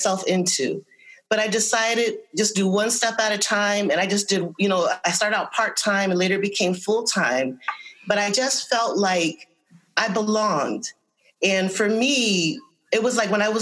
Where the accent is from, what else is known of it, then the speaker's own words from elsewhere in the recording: Windsor, Connecticut, United States; also born or lived in Hartford, Connecticut; I am born in Hartford. I grew up in Windsor.